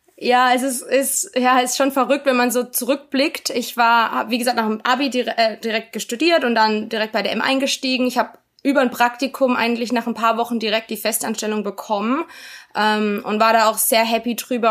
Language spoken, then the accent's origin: German; Karlsruhe, Baden-Württemberg, Germany; also born or lived in Virginia, United States / Mannheim, Germany; Ich bin in Karlsruhe aufgewachsen